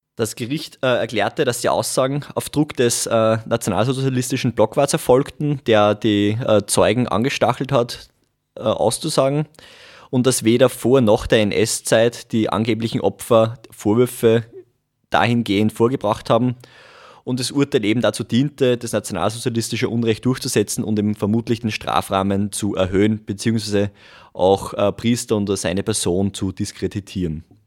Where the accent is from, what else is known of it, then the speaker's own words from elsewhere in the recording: Langenstein, Upper Austria, Austria; now in Linz, Austria; bin ursprünglich aus Gusen-Langenstein, wohne mittlerweile in Linz